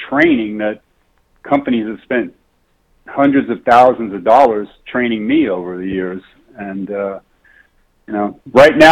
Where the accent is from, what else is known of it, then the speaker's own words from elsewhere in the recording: New York City, New York, United States; I grew up in New York City